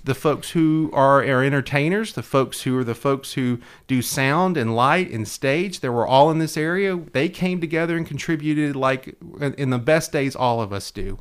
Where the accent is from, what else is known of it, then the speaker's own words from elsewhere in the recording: Hendersonville, Tennessee, United States; my hometown